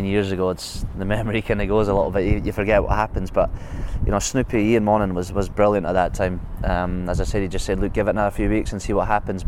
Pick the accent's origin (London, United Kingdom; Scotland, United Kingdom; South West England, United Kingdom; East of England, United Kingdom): Scotland, United Kingdom; Hawick; As a kid growing up in Hoik, it's either rugby or horses